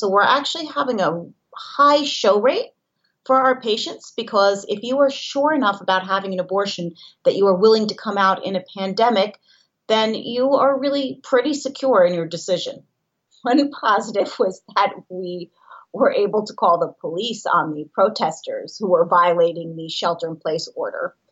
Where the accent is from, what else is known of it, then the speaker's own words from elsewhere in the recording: New York City, New York, United States; I am from Manhattan